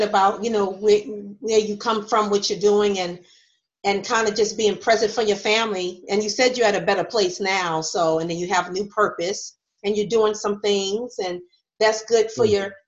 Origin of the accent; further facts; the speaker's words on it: New York, United States; Okay. I'm from New York.